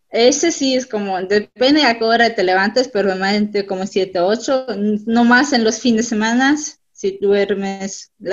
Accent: Mexico; Y entonces, pues les decimos que también somos mexicanos

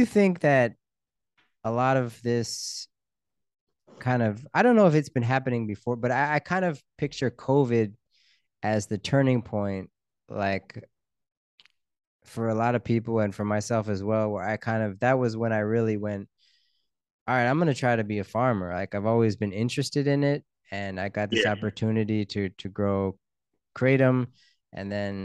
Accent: Pennsylvania, United States; we're both from Pennsylvania

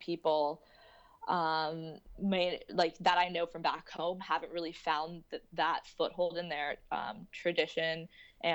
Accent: St. Louis, Missouri, United States; moved away as an adult; now in New York City, United States; I grew up, born and brought up in St. Louis, Missouri

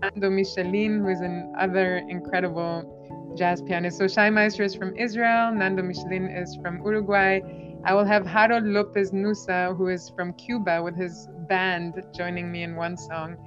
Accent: Albania; first language Albanian; English is a second language; moved away as an adult; also born or lived in Edinburgh, Scotland; now in College Park, United States; I grew up in Albania

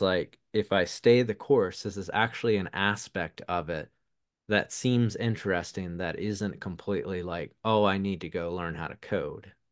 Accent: the South, United States; accent: Southern; my Southern accent

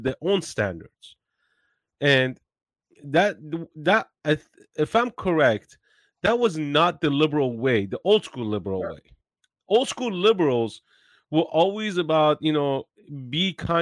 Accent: Iran; English is a second language; now in United States; I have white skin, but I'm from Iran

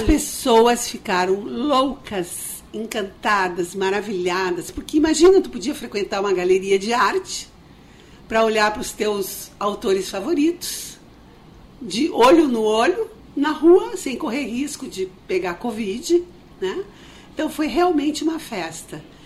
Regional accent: Ijuí, Rio Grande do Sul, Brazil; moved away; lá no interior de onde eu sou, sou de Juí

